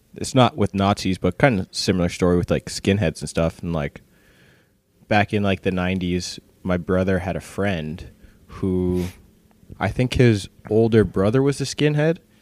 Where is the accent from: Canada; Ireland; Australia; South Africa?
Canada; Brampton, Ontario; I grew up in Brampton